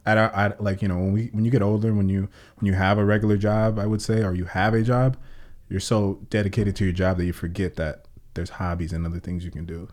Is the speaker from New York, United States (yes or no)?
no; Oxnard, California, United States; I was born and raised on the South, and I grew up on the South